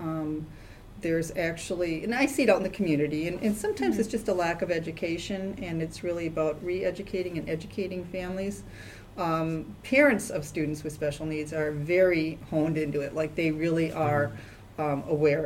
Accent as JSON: {"language": "English", "region": "Wisconsin", "country": "United States", "tie": "born or raised there", "also_born_or_lived": "St. Louis, Missouri / Madison, Wisconsin", "accent": "Midwestern twang", "moved": "as an adult", "said": "I was born and raised in Wisconsin. So if you listen to me talk enough, you'll hear the little bit of Midwestern twang"}